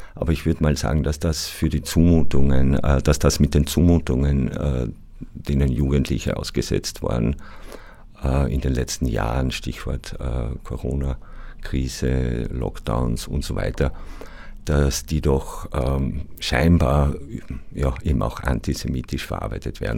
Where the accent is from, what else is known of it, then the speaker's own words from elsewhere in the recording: Austria; meiner mehrheitsösterreichischen Herkunft